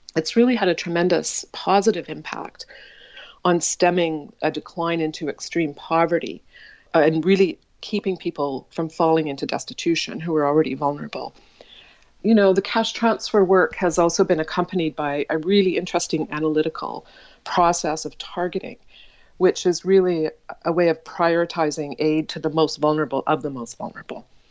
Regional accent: Saskatoon, Saskatchewan, Canada; I was born in Saskatoon, Saskatchewan, which is midwest of Canada, into a Baha'i family

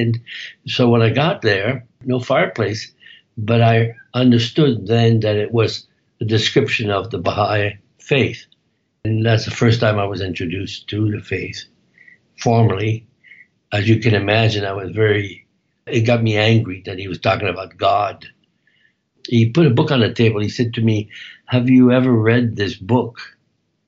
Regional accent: Belgium; moved away as an adult; also born or lived in Amsterdam, Netherlands / Toronto, Canada; now in Canada; After the war, I moved to Belgium

